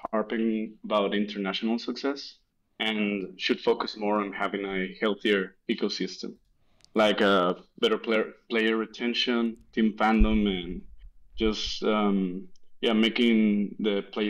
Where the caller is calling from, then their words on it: Monterrey, Nuevo León, Mexico; English is a second language; I'm calling from Monterrey, Mexico.